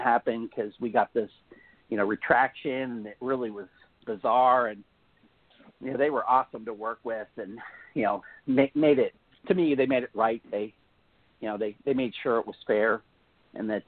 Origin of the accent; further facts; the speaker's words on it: Pennsylvania, United States; I, I, I grew up in Pennsylvania